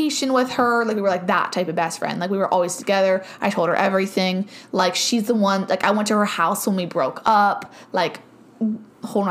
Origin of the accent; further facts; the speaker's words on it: Cambridge, Ohio, United States; my hometown because there was more things there in Cambridge, Ohio.